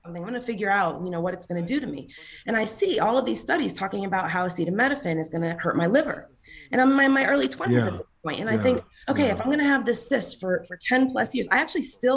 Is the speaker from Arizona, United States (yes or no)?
no; Boston, Massachusetts, United States; also born or lived in Mattapan / Stoughton, Massachusetts / Philadelphia / Los Angeles; I'm from Boston. I'm originally from Dorchester